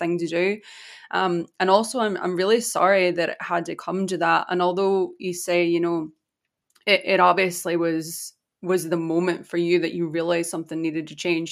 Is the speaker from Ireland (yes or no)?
yes; Ireland; I'm Irish.